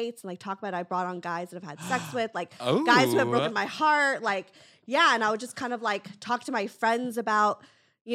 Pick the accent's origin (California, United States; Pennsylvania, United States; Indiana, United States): California, United States; Los Angeles; I grew up in like